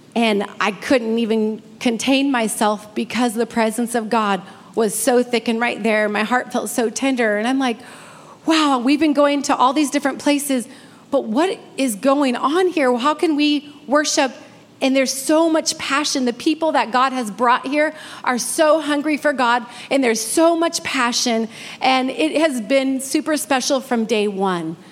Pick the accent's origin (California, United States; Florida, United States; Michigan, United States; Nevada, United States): California, United States; Redding; moved away; I'm from Redding